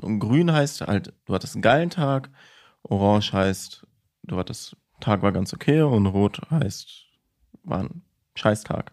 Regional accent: Villingen-Schwenningen, Baden-Württemberg, Germany; bei uns in Schwenningen

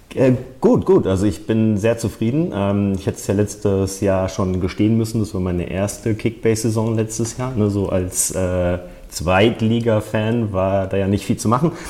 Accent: Bochum, North Rhine-Westphalia, Germany; now in Munich, Germany; ich bin Bochumer durch und durch. In ähm, Bochum geboren, Bochum zur Schule gegangen

